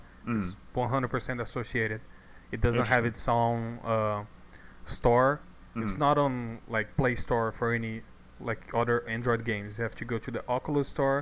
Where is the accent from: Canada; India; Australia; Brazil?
Brazil; English is a second language; I am from Brazil.